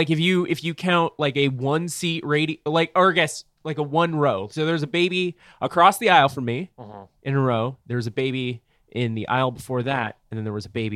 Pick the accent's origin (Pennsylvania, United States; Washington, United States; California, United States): California, United States; Orange; now in Portland, United States; I was born in Orange, California.